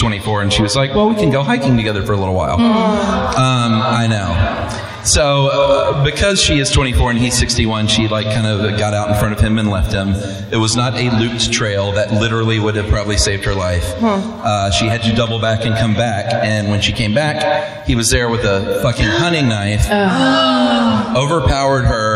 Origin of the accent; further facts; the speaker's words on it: Atlanta, Georgia, United States; moved away as an adult; From Atlanta, grew up in DeKalb County. Went to Redan High School and the University